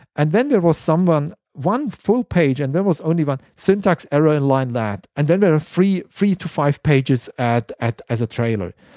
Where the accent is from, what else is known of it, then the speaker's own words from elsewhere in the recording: Konstanz, Baden-Württemberg, Germany; English is a second language; my hometown at Constance